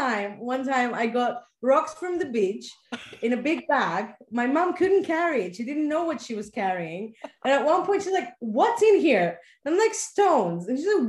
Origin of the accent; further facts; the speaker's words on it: Athens, Attica, Greece; Athens, yes.